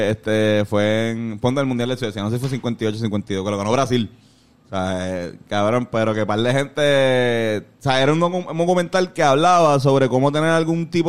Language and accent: Spanish; Mexico; que aquí somos mexicanos